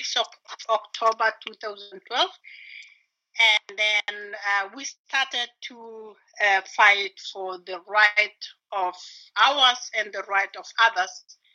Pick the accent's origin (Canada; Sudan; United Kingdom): Sudan; now in Berlin, Germany; Okay, I'm … from Berlin, but originally from Sudan. I came here to Germany 2012